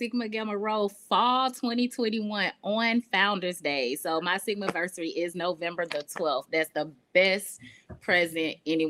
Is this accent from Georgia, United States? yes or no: yes; Atlanta, Georgia, United States; I am actually born and raised in Georgia, so the Atlanta metropolitan area, but I did live a little bit in South Georgia as well, so we're just going to say Georgia.